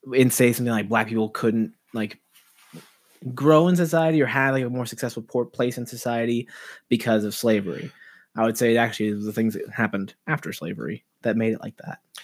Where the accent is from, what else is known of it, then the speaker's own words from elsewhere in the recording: Los Angeles, California, United States; I'm from Los Angeles.